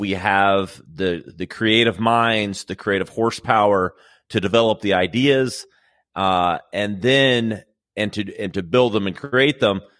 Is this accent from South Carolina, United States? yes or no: yes; Greenville, South Carolina, United States; here in Greenville, which is my original home. I'm from South Carolina